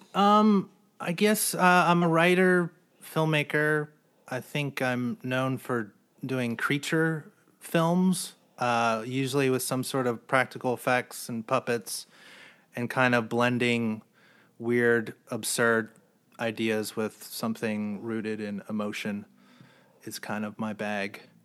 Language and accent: English; New Jersey, United States; also born or lived in Philadelphia / New York; now in Los Angeles, United States; I'm from New Jersey.